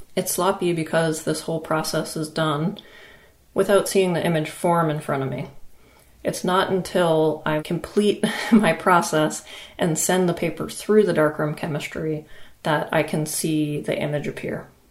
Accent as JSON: {"language": "English", "region": "Maine", "country": "United States", "tie": "born or raised there", "said": "a residency that I had in Maine, which is also my home state."}